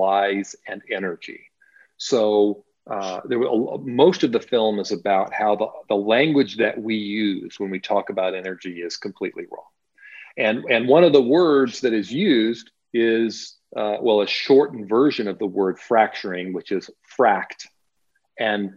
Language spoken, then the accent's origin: English; New Mexico, United States; also born or lived in Central California; my home state of New Mexico